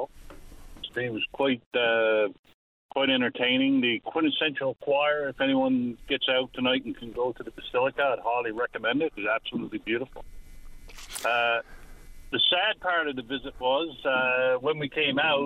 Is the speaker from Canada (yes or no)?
yes; Newfoundland and Labrador, Canada; We're from Central, from North Aaron